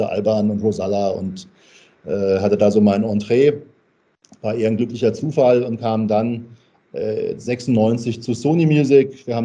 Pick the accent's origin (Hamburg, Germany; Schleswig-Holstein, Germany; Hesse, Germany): Hesse, Germany; Ich bin äh, gebürtiger Hesse und das hört man manchmal auch.